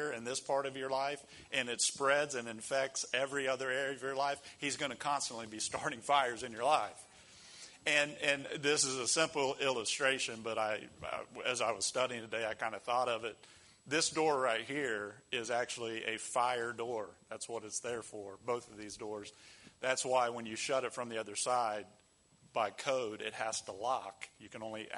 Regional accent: United States

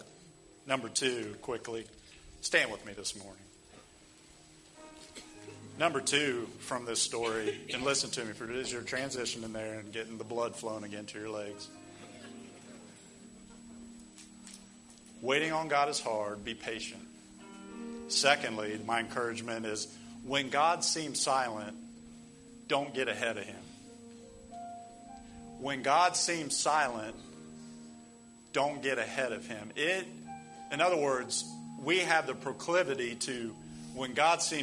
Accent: United States; us as American Christians

